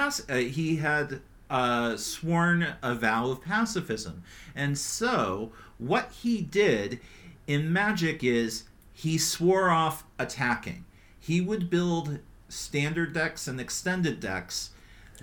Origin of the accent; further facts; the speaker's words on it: Northeast Pennsylvania, United States; moved away; also born or lived in Finland; I'm from Northeast PA